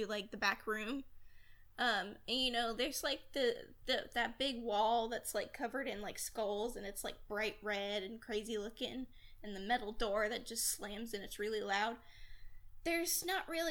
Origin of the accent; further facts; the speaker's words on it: Texas, United States; I live in Texas. My family is living in Texas. I was born in Texas.